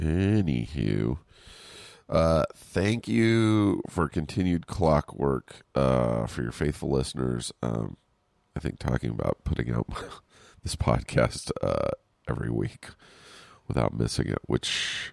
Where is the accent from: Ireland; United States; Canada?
Canada; I had seen it earlier on Instagram, and as a Canadian, it was so weird.